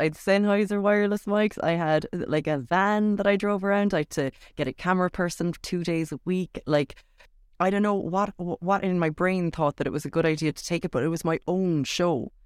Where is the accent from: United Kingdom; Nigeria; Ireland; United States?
Ireland; Cork, Munster; I'm from Cork